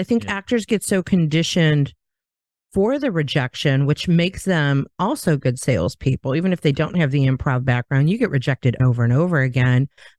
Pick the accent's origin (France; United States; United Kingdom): United States; Chicago, Illinois; moved away as an adult; now in South Carolina, United States; I was from Chicago, living in Chicago.